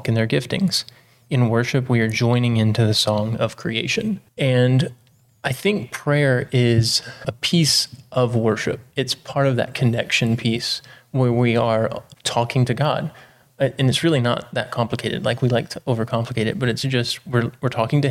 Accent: East Texas, United States; I grew up in East Texas

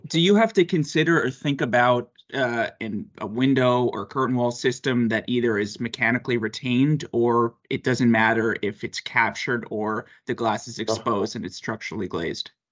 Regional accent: New York, United States; I'm obviously from New York and I'm I'm in Boston

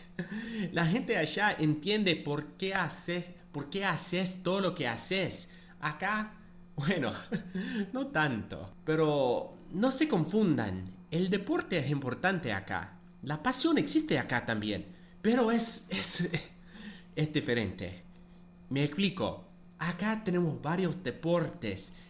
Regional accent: United States; nací en los Estados Unidos y bueno, seguramente ya saben, no soy cordobés ni argentino

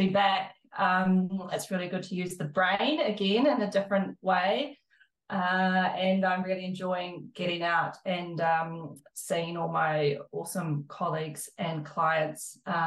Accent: South Island, New Zealand; now in Christchurch, New Zealand; I'm from the South Island

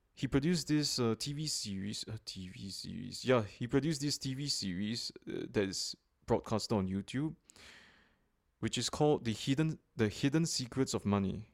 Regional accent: Singapore; a Bitcoin investor and enthusiast, originally from Singapore

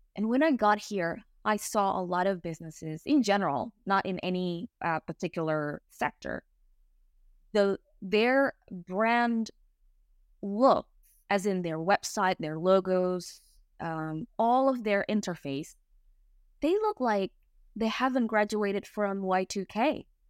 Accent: Indonesia; English is a second language; moved away as an adult; now in England, United Kingdom; I'm Indonesian. I moved to England three years ago.

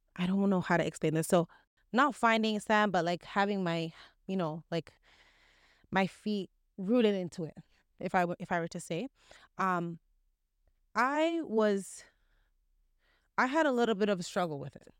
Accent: Canada; especially within Canada, there's not much of an Islamic environment

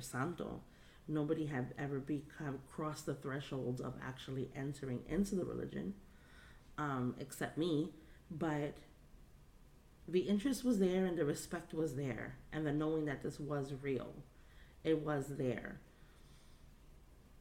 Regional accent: New York City, New York, United States; growing up in the Bronx

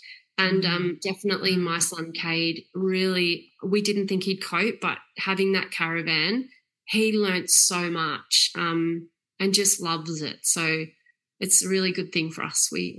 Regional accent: Yarra Valley, Victoria, Australia; moved away as an adult; now in Far North Queensland, Australia; And I think growing up in the Yarra Valley

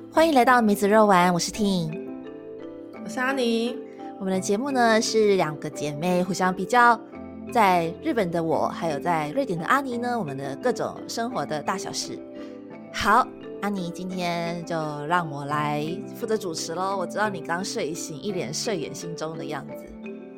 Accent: Taiwan; moved away; 身为台湾人

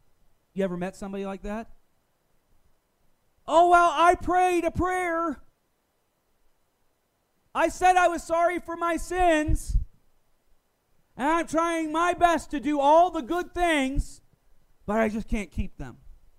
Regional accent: the South, United States; Now, most of my teenage years, I grew up in the Bible Belt. South Carolina, North Carolina, Georgia.

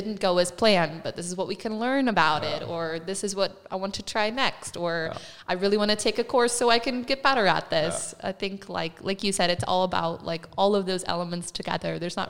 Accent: United States; being the American, I love a sports metaphor.

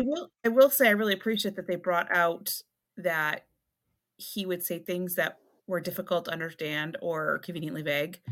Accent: South Berwick, Maine, United States; that's how it was for us growing up in South Berwick

